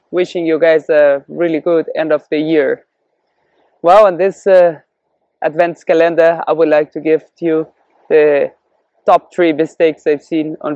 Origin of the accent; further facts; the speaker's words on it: Brazil; born there; also born or lived in Canada / Europe / Cape Verde; I was born in Brazil and I experienced hyperinflation there and also I've been living in Canada and Europe where economy has been a lot more stable. Also in Africa, in the Cape Verde Islands.